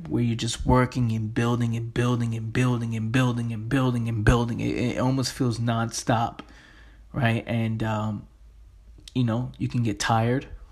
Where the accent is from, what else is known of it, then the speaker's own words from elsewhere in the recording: New York City, New York, United States; Me growing up in the Bronx, in the inner city